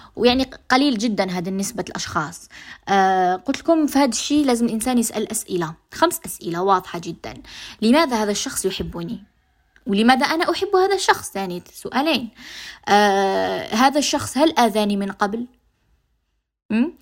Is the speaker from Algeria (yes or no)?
yes; Algeria; accent: Algerian dialect; لهجتنا الجزائريه